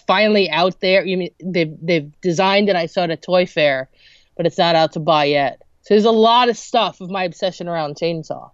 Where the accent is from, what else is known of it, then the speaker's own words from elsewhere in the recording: New Jersey, United States; I'm from New Jersey